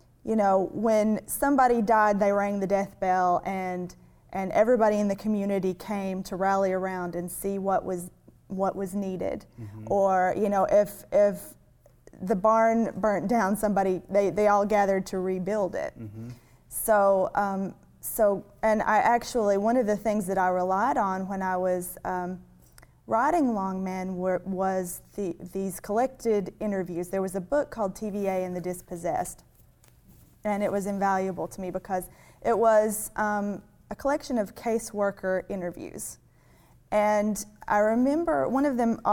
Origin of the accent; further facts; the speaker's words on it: Cherokee Lake area, Tennessee, United States; in my hometown where we live, we have Cherokee Lake